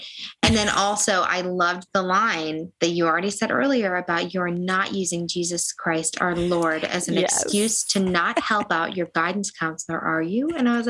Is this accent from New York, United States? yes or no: yes; upstate New York, United States; moved away as an adult; now in Nashville, United States; So like I am from upstate New York.